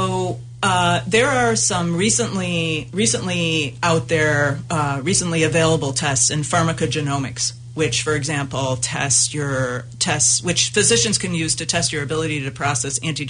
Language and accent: English; United States; as an American woman